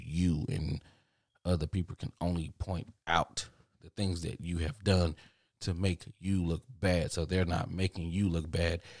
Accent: Dallas, Texas, United States; I'm from Dallas

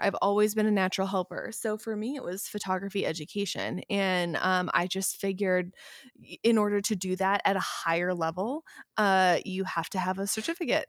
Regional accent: Midwest, United States; also born or lived in Vermont; now in Los Angeles, United States; I am, originally, I'm a Midwesterner

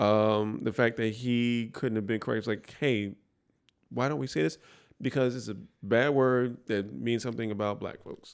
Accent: New York City, New York, United States; I grew up in the Bronx, all black neighborhood, essentially

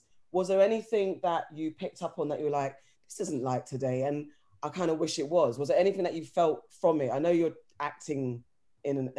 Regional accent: London, United Kingdom; I grew up in Mitcham, Tooting Junction, and we'd literally walk through Streatham up to Brixton.

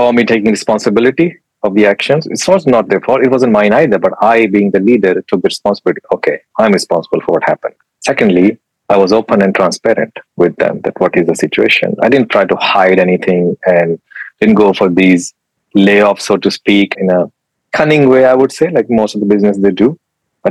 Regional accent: Pakistan; English is a second language; moved away as an adult; now in United Kingdom; I'm from Pakistan

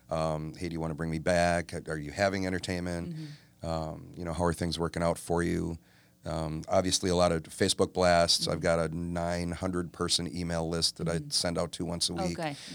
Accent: Oak Creek, Wisconsin, United States; also born or lived in Milwaukee; I am. So I was born in Milwaukee, grew up in Oak Creek.

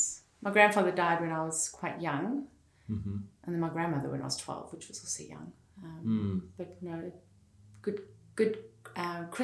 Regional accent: Fish Hoek, Western Cape, South Africa; Fishhook in Cape Town

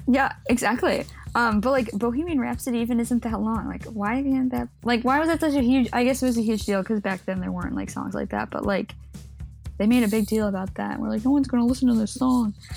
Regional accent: Chicago, Illinois, United States; it's Chicago. We got to shout out my hometown.

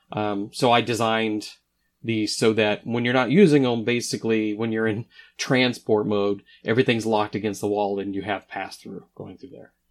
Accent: Oklahoma, United States; I grew up in Oklahoma

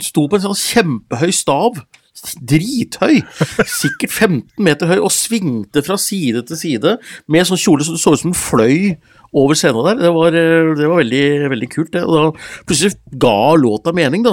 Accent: Gjøvik, Innlandet, Norway; Hunndalen, forresten Nordvesten, der jeg er ifra òg.

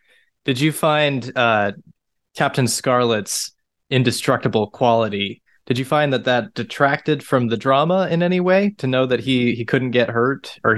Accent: United States; accent: American; I'm an American, you can probably tell by my accent.

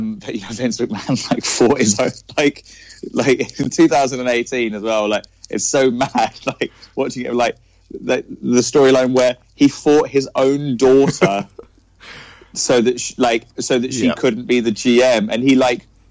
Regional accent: Cambridge, East of England, United Kingdom; I'm from Cambridge

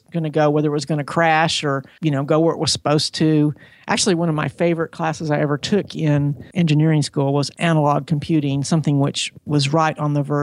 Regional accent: Huntsville, Alabama, United States; also born or lived in Seattle; I was born in Seattle, Washington, because my dad worked for Boeing. So we moved around a lot, but we ended up in Huntsville, Alabama

